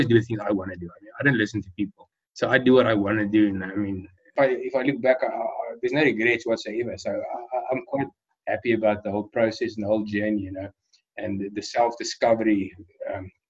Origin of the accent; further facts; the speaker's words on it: Pretoria, Gauteng, South Africa; I was born in Pretoria in 1980 in South Africa, the Republic of South Africa. And I've completed my school years, my matric, and my studies all here in Pretoria